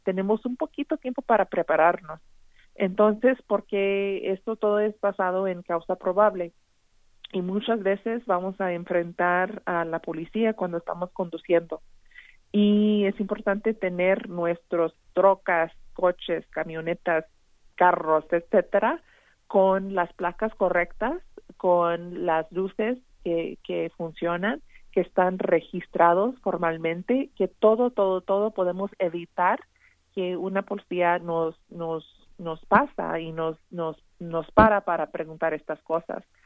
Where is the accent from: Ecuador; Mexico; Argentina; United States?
United States; Texas; como tejanos